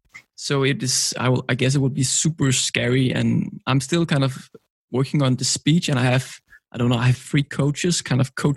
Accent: Copenhagen, Capital Region of Denmark, Denmark; I'm from Copenhagen, Denmark.

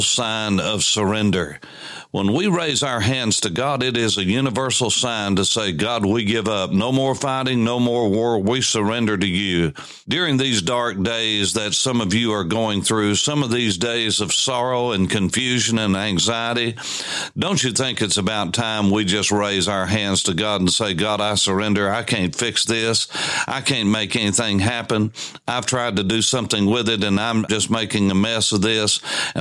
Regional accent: East Tennessee, United States; I grew up in East Tennessee

